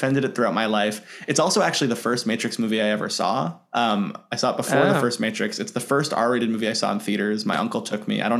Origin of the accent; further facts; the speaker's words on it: New York City, New York, United States; I'm from Queens.